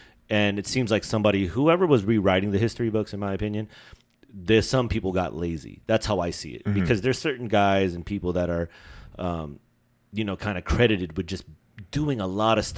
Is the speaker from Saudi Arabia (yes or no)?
no; Philippines; because I'm Filipino, right? I'm not born in the Philippines